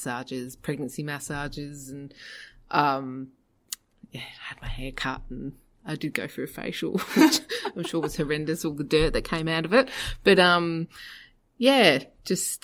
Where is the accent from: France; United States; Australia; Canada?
Australia; Adelaide, South Australia; also born or lived in United Kingdom; when I was eight, mum and dad decided to come out to Australia, and I grew up in Adelaide from then on